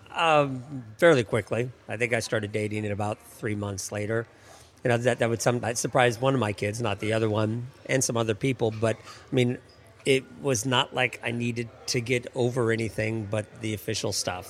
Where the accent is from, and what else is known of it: Seattle, Washington, United States; moved away as an adult; now in Washington, D.C., United States